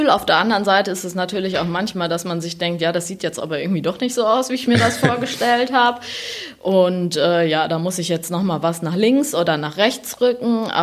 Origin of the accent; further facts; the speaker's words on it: North Rhine-Westphalia, Germany; also ich bin aufgewachsen in der Nähe von Siegen, so zwischen Siegerland und Westerwald, und wollte eigentlich damals einen Siegen-Roman schreiben.